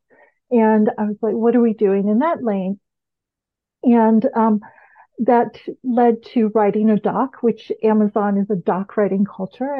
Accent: Bahamas; moved away as an adult; I'm from the Bahamas

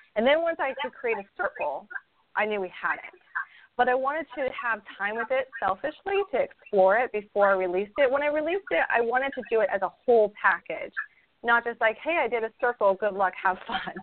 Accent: Idaho, United States; also born or lived in California; now in Florida, United States; I grew up in Idaho. I grew up in a lot of snow and we lived in California for a while

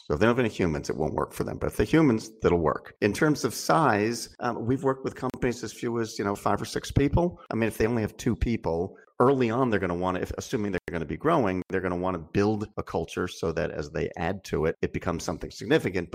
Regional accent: Philadelphia, Pennsylvania, United States; I come from the Philadelphia area

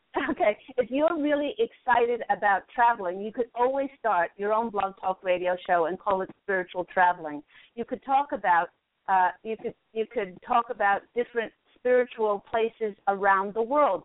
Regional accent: New York, United States; I was born in New York

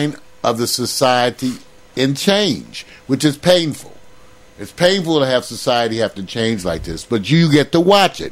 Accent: United States; I grew up in America

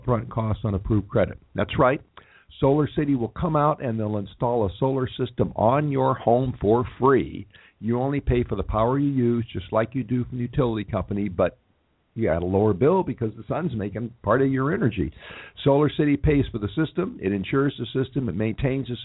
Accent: Los Angeles, California, United States; This is my hometown

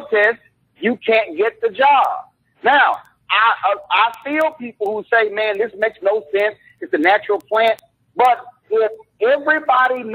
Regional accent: Texas, United States; I'm from Texas

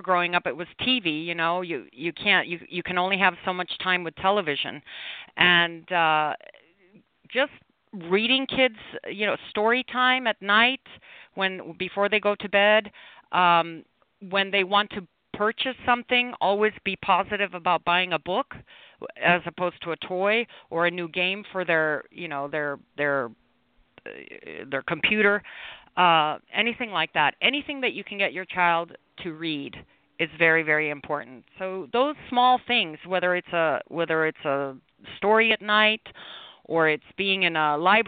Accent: Mexico City, Mexico; also born or lived in Chicago, Illinois; I was born in Chicago, Illinois, and I was raised in Mexico City, Mexico

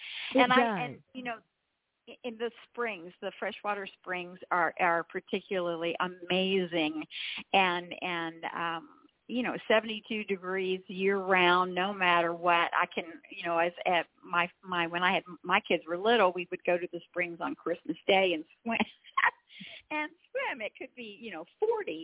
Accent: Space Coast, Florida, United States; I grew up on the Space Coast

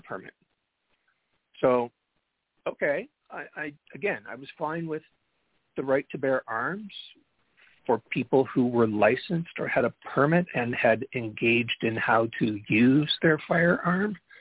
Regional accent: Canada; I'm Canadian, so I have a perspective here north of the 49th parallel

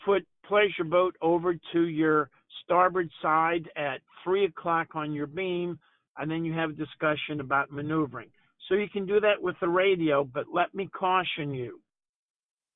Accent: New Orleans, Louisiana, United States; I grew up in New Orleans

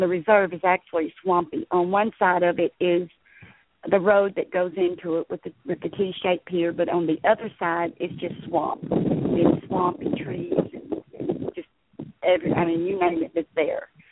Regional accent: Liberty, Texas, United States; moved away as an adult; also born or lived in Galveston County, Texas; now in Middle Texas, United States; I'm uh, originally from Southeast Texas. Um, I was born and raised in the Liberty area.

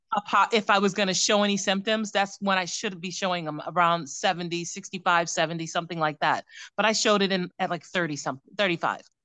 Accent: Cleveland, Ohio, United States; moved away; also born or lived in New York; I am from Ohio, born and raised in Cleveland

